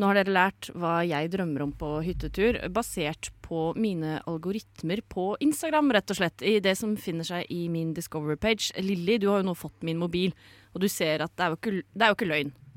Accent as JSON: {"language": "Norwegian", "town": "Sande", "region": "Vestfold", "country": "Norway", "said": "Fra Sande i Vestfold"}